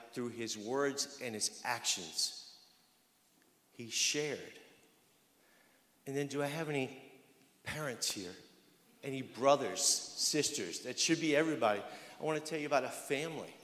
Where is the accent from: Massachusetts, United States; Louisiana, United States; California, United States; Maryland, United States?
Louisiana, United States; I'm from Louisiana